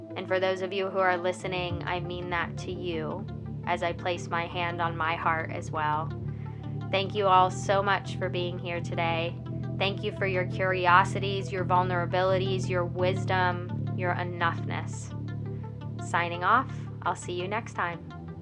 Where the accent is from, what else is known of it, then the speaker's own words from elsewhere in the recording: United States; Welcome to being an American here in the United States.